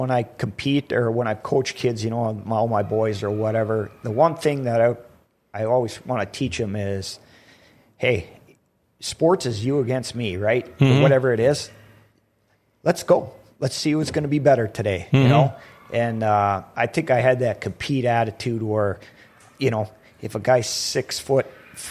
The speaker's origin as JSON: {"language": "English", "region": "North Dakota", "country": "United States", "said": "Who cares if we lose? But, hey, we're from North Dakota. We're going to give these guys a little run."}